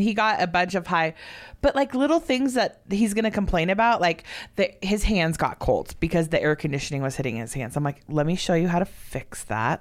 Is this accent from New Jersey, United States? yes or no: no; Southern California, United States; moved away; also born or lived in Oregon; I'm from Southern California